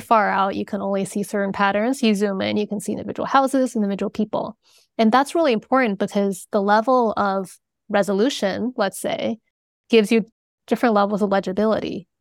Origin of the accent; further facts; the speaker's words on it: China; moved away; I was born in China